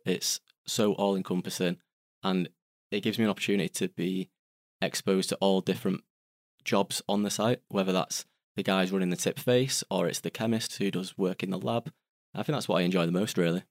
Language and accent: English; Salford, North West England, United Kingdom; I'm from Salford, which is in Greater Manchester.